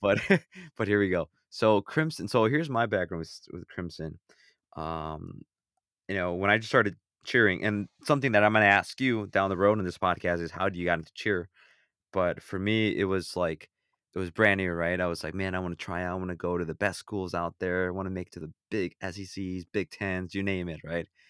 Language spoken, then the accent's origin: English; Illinois, United States; I'm from Illinois